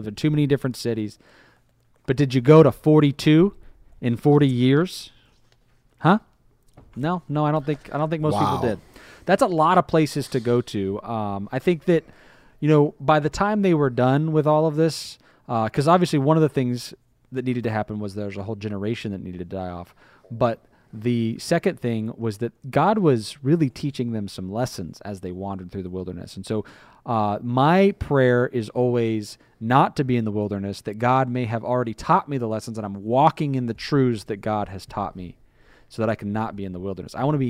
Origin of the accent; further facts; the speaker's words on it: Tampa, Florida, United States; born there; also born or lived in Crystal River / Michigan / Arkansas / Tallahassee; I mean, I was born here in Tampa. I've lived in Crystal River. I've lived in Michigan and Arkansas. I lived in Tallahassee.